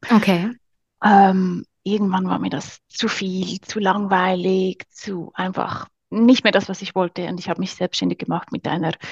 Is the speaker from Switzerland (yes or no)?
yes; Switzerland; abgesehen vom Big Business, genau, bin ich äh, aus der Schweiz.